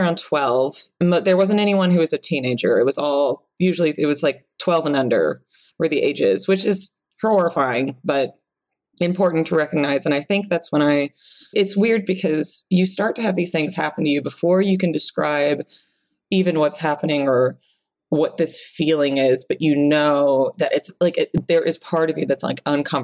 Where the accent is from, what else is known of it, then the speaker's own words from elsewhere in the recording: the Bible Belt, United States; I grew up in the Bible Belt